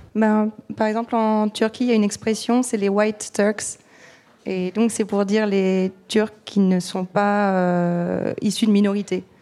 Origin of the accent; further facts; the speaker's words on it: France; je suis née, j'ai grandi en France